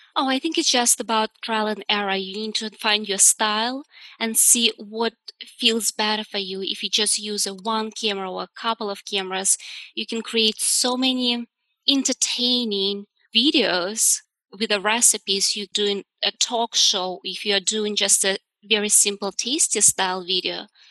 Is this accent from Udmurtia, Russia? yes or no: yes; Udmurtia, Russia; moved away; originally I'm from Russia and we have an area, it's called Udmurtia.